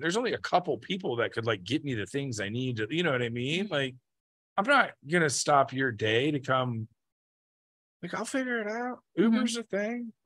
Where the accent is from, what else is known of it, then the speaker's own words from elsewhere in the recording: the Bible Belt, United States; we are from the Bible Belt